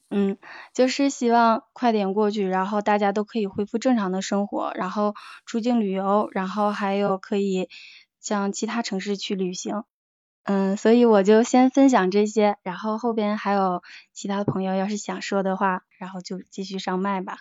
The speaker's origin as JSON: {"language": "Chinese", "region": "northern China", "country": "China", "said": "我是北方人"}